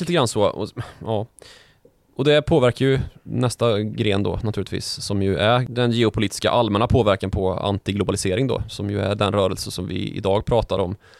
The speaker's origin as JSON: {"language": "Swedish", "town": "Karlstad", "region": "Värmland", "country": "Sweden", "tie": "born or raised there"}